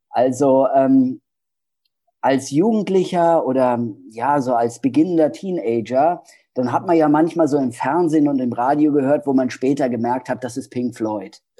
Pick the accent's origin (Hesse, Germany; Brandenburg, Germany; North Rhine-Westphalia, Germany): Hesse, Germany; Ja, ja, ich komme aus Hessen.